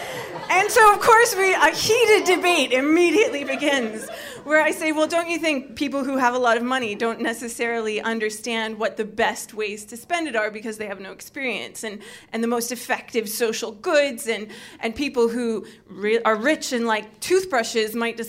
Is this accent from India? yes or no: no; Canada; now in United Kingdom; being a Canadian